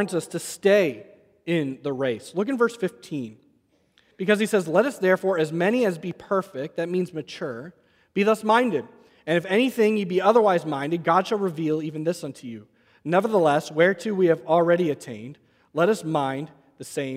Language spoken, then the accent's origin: English; New England, United States; growing up in New England